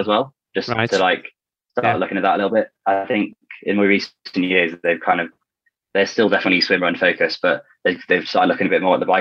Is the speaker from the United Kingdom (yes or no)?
yes; Ilkley, Yorkshire and the Humber, United Kingdom; I grew up in Ilkley, just like north of Leeds.